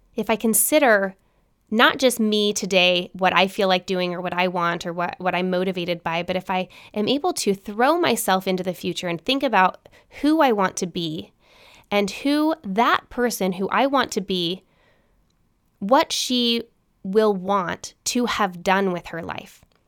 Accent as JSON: {"language": "English", "town": "Salt Lake City", "region": "Utah", "country": "United States", "tie": "born or raised there", "said": "I grew up in Salt Lake City, Utah"}